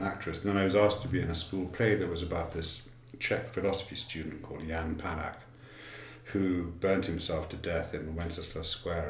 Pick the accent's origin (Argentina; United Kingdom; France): United Kingdom; London; now in United States; So I'm from London, and I went to school in London, but my background is that my mother, on my father's side, was Hungarian, and she and her husband sent my father to England way back in the late 40s